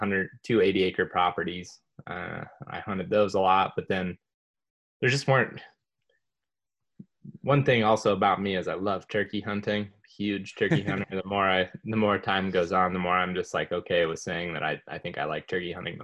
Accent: Western Ohio, United States; I grew up in Western Ohio and grew up hunting

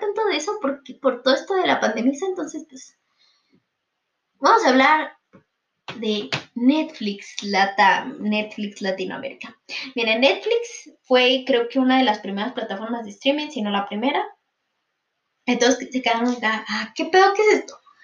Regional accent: Mexico; mi país, perdón, de México

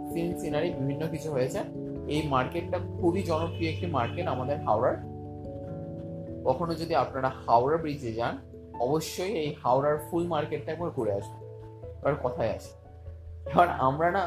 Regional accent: Belur, West Bengal, India; বললাম যথারীতি আমার বাড়ি বেলুড়ে

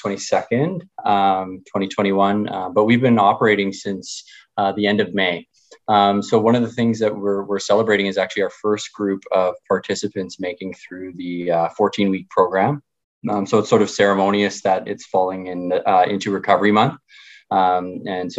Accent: Winnipeg, Manitoba, Canada; I grew up in Charleswood in Winnipeg

